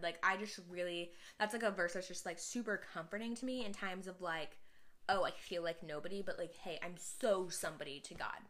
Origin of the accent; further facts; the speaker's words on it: Houston, Texas, United States; I'm from Houston.